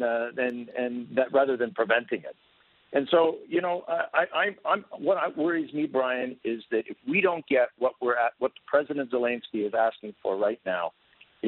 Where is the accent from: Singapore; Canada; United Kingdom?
Canada; I was born and raised in Canada